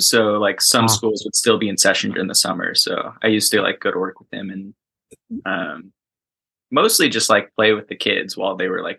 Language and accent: English; Camarillo, California, United States; So I grew up in Camarillo, California, which is in Ventura County, not too far from San Luis Obispo. And was definitely always kind of like a beach baby growing up.